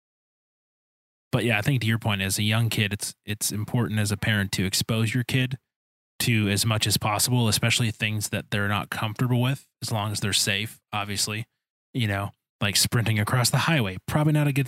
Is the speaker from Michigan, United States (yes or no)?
yes; Detroit, Michigan, United States; I grew up in Detroit